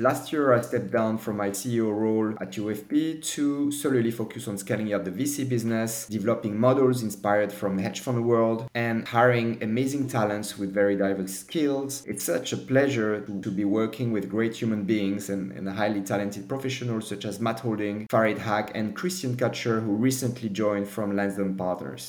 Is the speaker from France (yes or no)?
yes; Paris, Île-de-France, France; moved away as an adult; also born or lived in London; I was born in Paris in the mid 70s. After graduation from Dauphine University, I started my first job